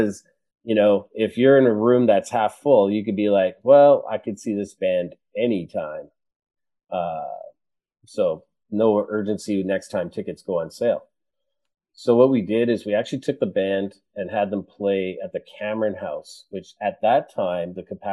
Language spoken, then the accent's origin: English; Edmonton, Alberta, Canada; I grew up in Edmonton